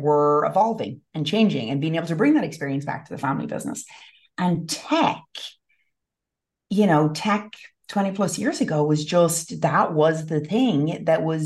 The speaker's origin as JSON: {"language": "English", "town": "Westport", "region": "Connacht", "country": "Ireland", "tie": "born or raised there", "moved": "yes", "lives_now": "United States", "said": "I grew up in the west of Ireland"}